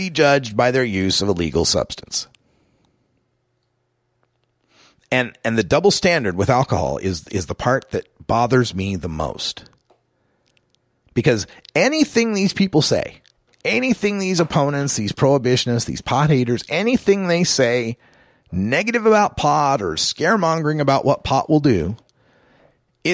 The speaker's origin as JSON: {"language": "English", "region": "Idaho", "country": "United States", "tie": "born or raised there", "moved": "yes", "said": "my home state of Idaho"}